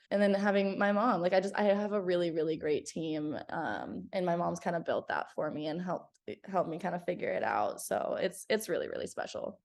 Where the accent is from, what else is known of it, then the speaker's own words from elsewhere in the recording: Grimes, Iowa, United States; moved away as an adult; now in Dallas, United States; I'm originally from Grimes, Iowa, in the US, and I'm currently living in Dallas, Texas